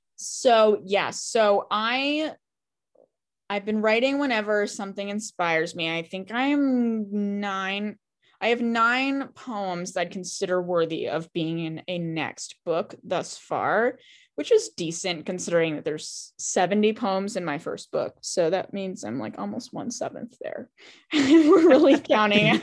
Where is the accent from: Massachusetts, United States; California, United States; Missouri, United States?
Massachusetts, United States; Boston; I'm from Boston